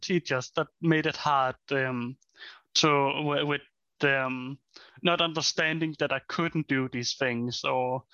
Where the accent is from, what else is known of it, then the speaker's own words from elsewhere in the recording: Denmark; I'm from Denmark